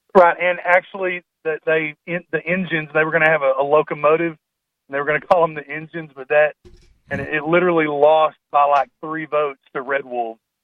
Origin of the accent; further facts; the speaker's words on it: Pocahontas, Arkansas, United States; I grew up in a town called Pocahontas, Arkansas